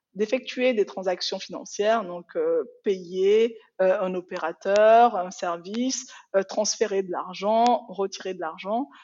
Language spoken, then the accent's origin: French; Benin; first language Yoruba; French is a second language; moved away as an adult; also born or lived in France; now in Switzerland; J'ai vécu au Bénin hein, toute mon enfance parce que, en fait, je suis née en France.